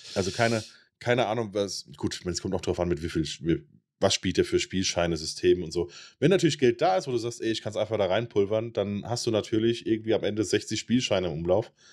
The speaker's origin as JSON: {"language": "German", "country": "Germany", "said": "bei uns in Deutschland"}